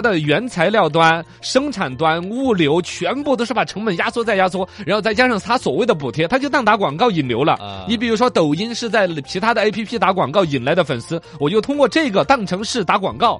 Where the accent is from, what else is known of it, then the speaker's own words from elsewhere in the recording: Xinjiang, China; 我们新疆这边